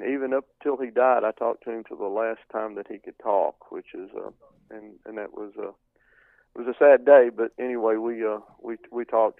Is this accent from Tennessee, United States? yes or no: yes; Tennessee, United States; moved away; I was from Tennessee